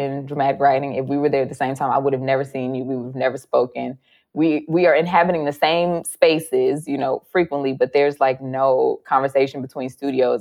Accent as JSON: {"language": "English", "town": "Chicago", "region": "Illinois", "country": "United States", "tie": "born or raised there", "said": "I'm from Chicago and, like, you know, just the women that I grew up around"}